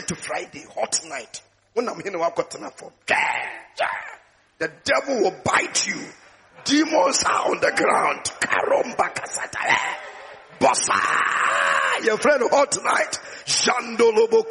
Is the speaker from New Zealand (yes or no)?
no; Takoradi, Western Region, Ghana; I was in Takoradi. That was the place where I gave my life to Christ when I joined the Tears of Jesus